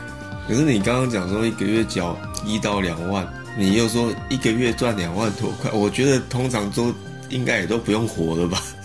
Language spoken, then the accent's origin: Chinese; Taoyuan, Taiwan; 我看我们两个都是桃园人啊